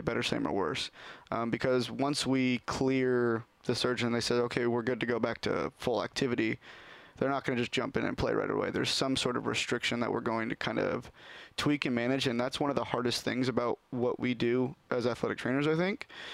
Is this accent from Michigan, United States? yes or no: no; Sherwood, Oregon, United States; I grew up in Sherwood, and yep, from the area. Never moved anywhere else until college, really.